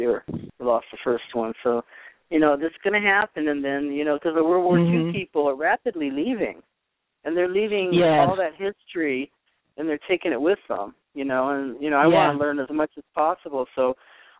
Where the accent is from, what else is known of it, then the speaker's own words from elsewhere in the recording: upstate New York, United States; also born or lived in Boston; now in Los Angeles, United States; we came out here in 65, so what I did, I was born in Boston, but we lived in upstate New York